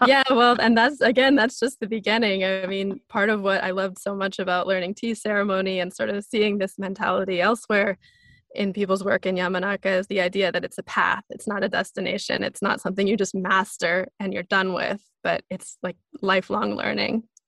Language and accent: English; small town outside of Seattle, Pacific Northwest, Washington, United States; I grew up in the Pacific Northwest in this small town outside of Seattle.